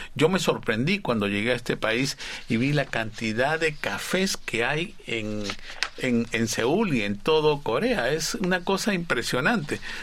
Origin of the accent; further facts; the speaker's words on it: Peru; moved away as an adult; now in South Korea; en mi país